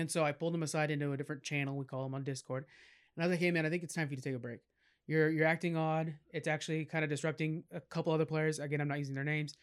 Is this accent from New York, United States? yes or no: no; California, United States; I'm from California